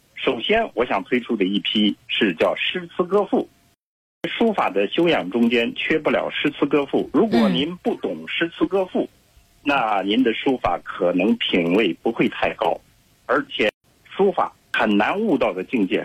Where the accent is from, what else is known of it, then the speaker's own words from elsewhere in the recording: Shaanxi, China; 尤其像陕西，因为我老家在那儿嘛，我太熟悉了